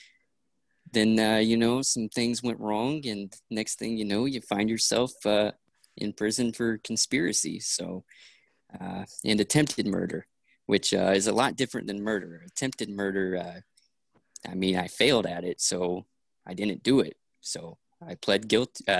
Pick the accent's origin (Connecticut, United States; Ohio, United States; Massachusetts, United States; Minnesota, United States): Massachusetts, United States; accent: Massachusetts; I'm from Massachusetts